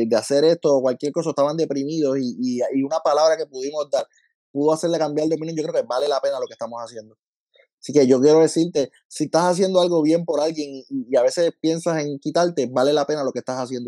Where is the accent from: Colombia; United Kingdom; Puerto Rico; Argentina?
Puerto Rico; Lajas; yo soy de Laja, Laja de lejos de todos lados